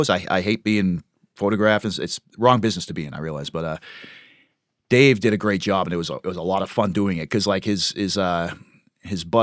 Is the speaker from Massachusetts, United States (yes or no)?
yes; Webster, Massachusetts, United States; that I'm from Webster.